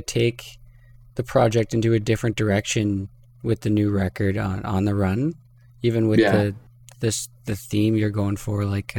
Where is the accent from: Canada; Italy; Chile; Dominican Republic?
Canada; accent: Canadian; see my Canadian accent there come out.